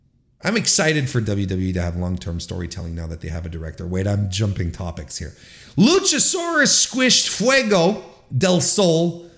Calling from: Canada; my hometown of Toronto, Ontario, Canada.

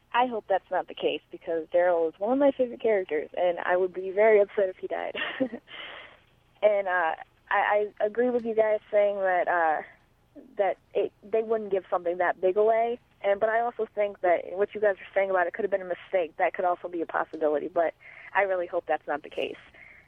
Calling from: Ohio, United States; from Ohio, and I was listening to number 84

